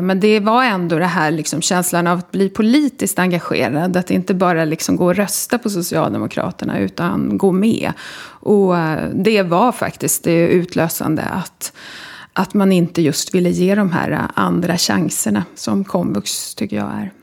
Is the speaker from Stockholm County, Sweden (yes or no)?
yes; Solna, Stockholm County, Sweden; also born or lived in Sundbyberg; Jag är född i Stockholm och uppvuxen i Solna